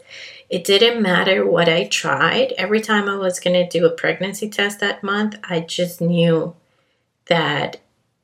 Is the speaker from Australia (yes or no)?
no; Colombia; also born or lived in Canada; now in Miami, United States; I was born and raised in Colombia, hint, hint, my accent